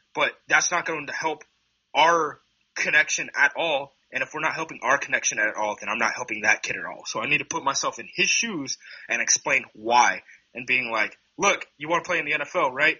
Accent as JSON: {"language": "English", "town": "Hood River", "region": "Oregon", "country": "United States", "tie": "born or raised there", "said": "I'm from Hood River Valley, right? So I, am from Hood River, Oregon. Uh, Hood River Valley High School is one of two schools that, when I graduated in 2012"}